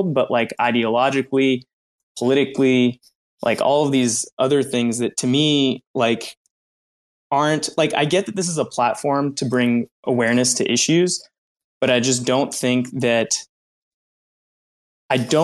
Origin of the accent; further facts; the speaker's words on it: United States; I was born in the States